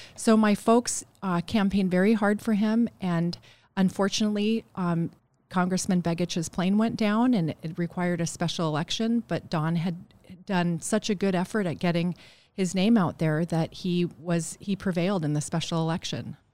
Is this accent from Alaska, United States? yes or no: yes; Bethel, Alaska, United States; I am from Bethel. Yes, I'm from the Cusco-Quim River